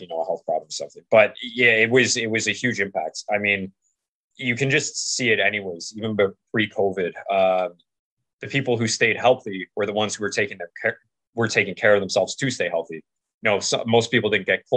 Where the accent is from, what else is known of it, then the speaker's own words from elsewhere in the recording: Canada; I'm from Canada